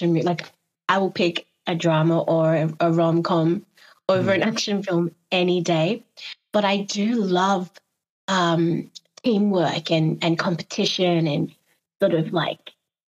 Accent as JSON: {"language": "English", "country": "Australia", "tie": "born or raised there", "also_born_or_lived": "Ghana", "moved": "yes", "said": "Both my parents are Ghanaian. Even though I grew up in Australia"}